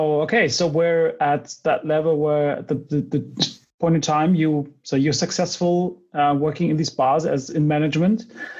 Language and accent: English; Berlin, Germany; also born or lived in England / Munich; I'm from Berlin and I spent some time in England